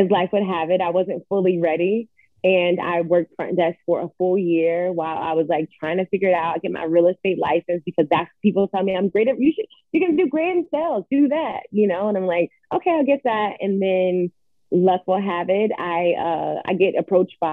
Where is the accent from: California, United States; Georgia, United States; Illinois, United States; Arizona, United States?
Georgia, United States; Atlanta; moved away as an adult; also born or lived in New York; now in Los Angeles, United States; I grew up in Atlanta, Georgia